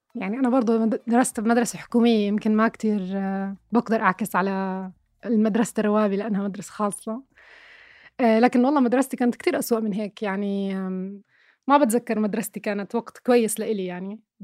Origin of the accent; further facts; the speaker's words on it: Irbid, Irbid Governorate, Jordan; أنا كبرت في عشت في مدينة إربد مثلا أغلب حياتي